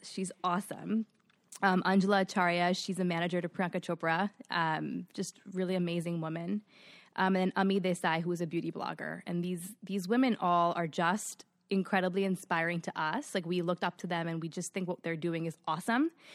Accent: New York City, New York, United States; also born or lived in Forest Hills / Long Island; born and raised in Queens

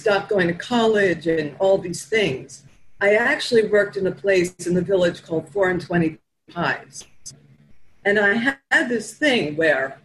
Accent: New York City, New York, United States; I'm from Flatbush. It's in Brooklyn

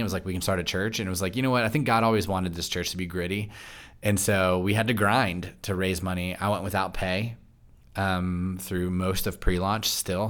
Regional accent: Loudoun County, Virginia, United States; now in Frederick, United States; I grew up in Loudoun County

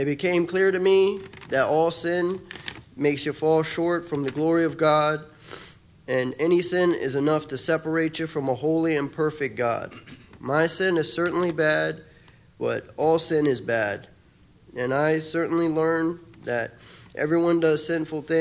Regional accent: Miami, Florida, United States; I grew up in Miami, Florida when I was adopted when I was 5 years old

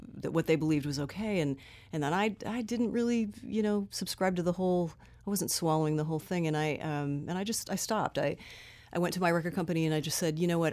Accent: Southern California, United States; I grew up here in Southern

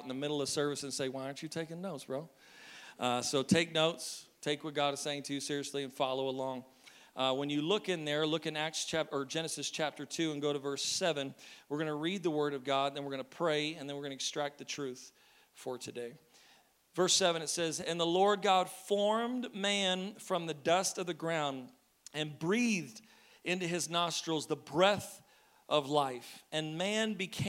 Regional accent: Maine, United States; because I'm from Maine

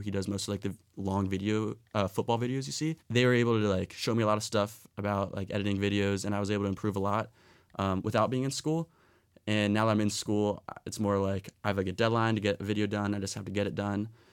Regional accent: Philadelphia, Pennsylvania, United States; moved away; I'm from Philadelphia

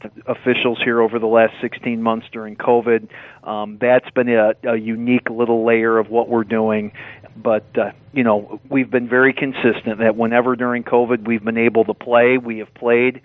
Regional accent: Grand Rapids, Michigan, United States; also born or lived in Caledonia, Michigan; I'm from the West Michigan area, Grand Rapids

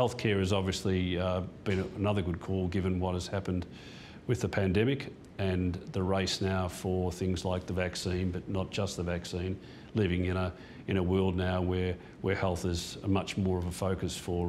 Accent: Perth, Western Australia, Australia; born there; And then Mum and Dad went to Perth for Dad's football. That's when I was born in Perth.

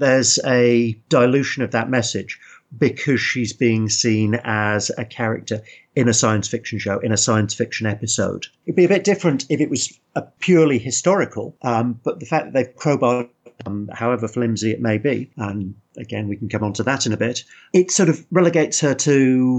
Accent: United Kingdom; how would we as British mm-hmm. people have felt about that?

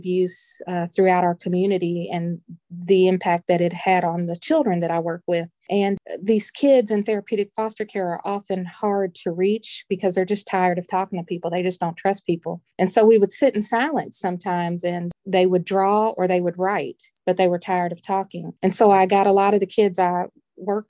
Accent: Louisville, Kentucky, United States; also born or lived in Greensboro, North Carolina; We moved to Louisville when I was 4 years old

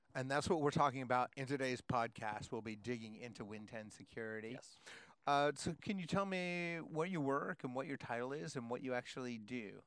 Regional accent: Seattle, Washington, United States; I'm from Seattle, where it's also cold and raining.

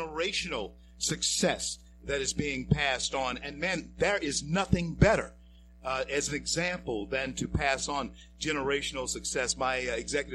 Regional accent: Shreveport, Louisiana, United States; my hometown of Shreveport, yes, Louisiana. Yes. I happen to be a Fair Park Indian

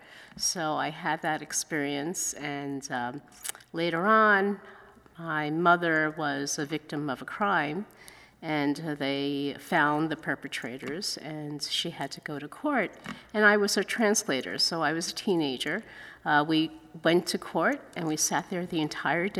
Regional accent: New York City, New York, United States; first language Chinese; English is a second language; I grew up in Chinatown, and my parents were immigrants

